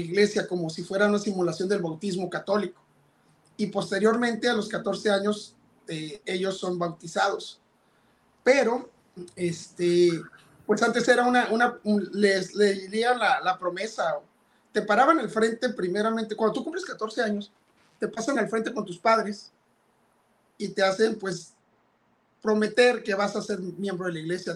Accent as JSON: {"language": "Spanish", "town": "Ensenada", "region": "Baja California", "country": "Mexico", "tie": "born or raised there", "said": "Yo nací en Ensenada, Baja California, que, en México"}